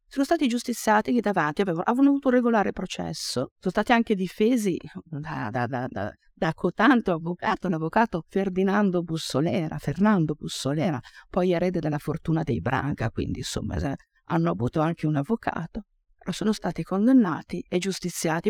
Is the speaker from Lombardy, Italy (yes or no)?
yes; Casteggio, Lombardy, Italy; io vengo dall'Oltrapò Pavese